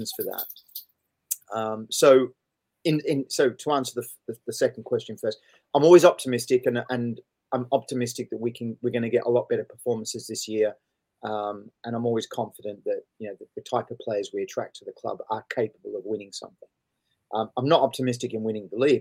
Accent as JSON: {"language": "English", "town": "Sydney", "region": "New South Wales", "country": "Australia", "tie": "born or raised there", "moved": "yes", "said": "I grew up in Sydney"}